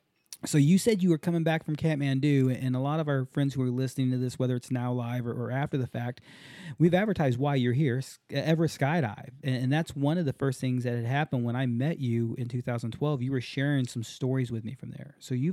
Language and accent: English; Hawaii, United States; I grew up in Hawaii for a little while and learned to surf in Hawaii